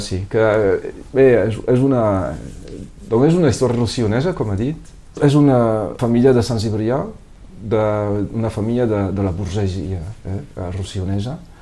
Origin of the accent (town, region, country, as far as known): Perpignan, Occitania, France; born or raised there; Catalan is a second language